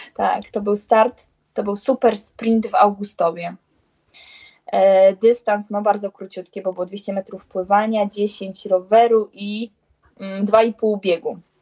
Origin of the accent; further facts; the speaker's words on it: Białystok, Podlaskie Voivodeship, Poland; ja jestem z Białego Stoku